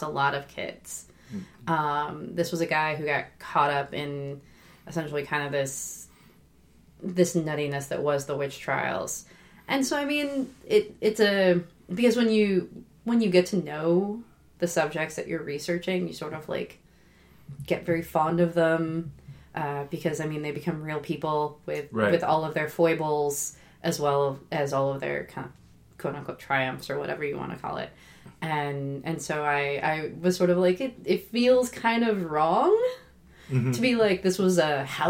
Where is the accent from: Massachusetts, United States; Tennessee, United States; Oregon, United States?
Oregon, United States; moved away as an adult; also born or lived in Boston; I'm from Oregon